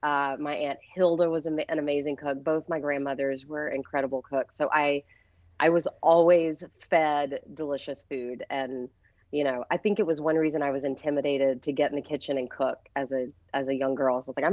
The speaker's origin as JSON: {"language": "English", "town": "Cullman", "region": "Alabama", "country": "United States", "tie": "born or raised there", "moved": "yes", "said": "So I'm from a small town called Coleman. It's about, it's between Birmingham and Huntsville, which are kind of our two big cities."}